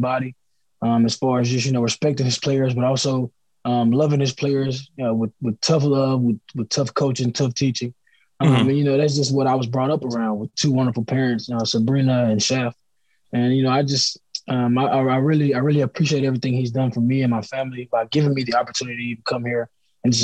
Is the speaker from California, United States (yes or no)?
no; Huntsville, Alabama, United States; also born or lived in Nashville, Tennessee; now in Atlanta, United States; I am from Huntsville, Alabama.